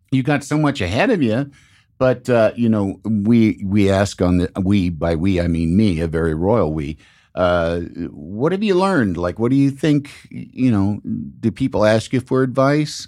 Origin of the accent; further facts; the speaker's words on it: Chicago, Illinois, United States; I'm from Chicago